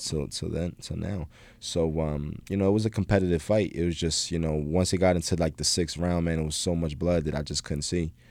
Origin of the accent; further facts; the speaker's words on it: Philadelphia, Pennsylvania, United States; moved away as an adult; now in Los Angeles, United States; my hometown in Philly.